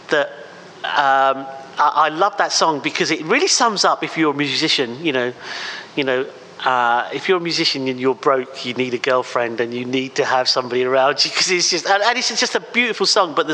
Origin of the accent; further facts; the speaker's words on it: England, United Kingdom; well, actually, England is my home country. How dare you ask me that?